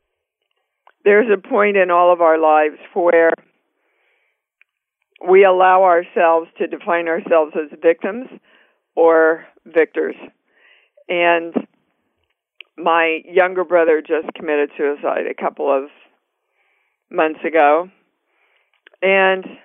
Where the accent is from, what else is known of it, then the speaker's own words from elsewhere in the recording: Kansas City, Kansas, United States; moved away as an adult; also born or lived in New York City; I was born and raised in Kansas City, Kansas. Actually, never left Kansas City until I was around 27